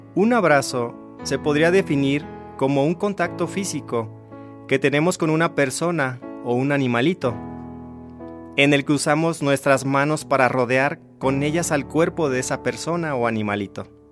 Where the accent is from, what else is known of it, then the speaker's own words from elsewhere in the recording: Lázaro Cárdenas, Michoacán, Mexico; also born or lived in Morelia, Michoacán; salí del lugar donde nací, de Ciudad Lázaro Cárdenas, Michoacán